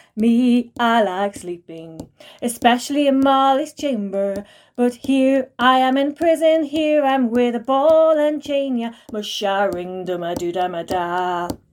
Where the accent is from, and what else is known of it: Ireland